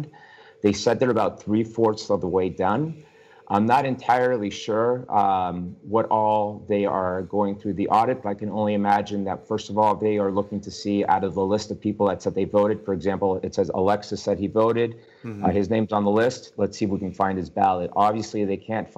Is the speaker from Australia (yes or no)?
no; Argentina; now in United States; I'm from Argentina.